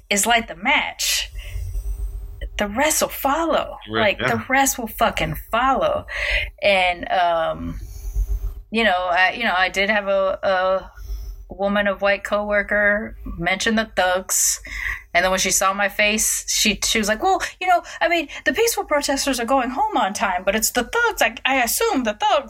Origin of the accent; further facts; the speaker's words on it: Long Beach, California, United States; I grew up in Long Beach in the fucking hood